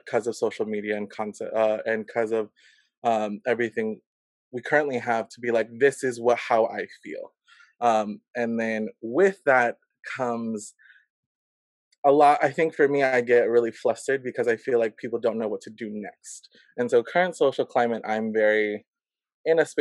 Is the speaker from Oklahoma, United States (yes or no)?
no; Silver Spring, Maryland, United States; I grew up in the Washington, D.C. area, Silver Spring, Maryland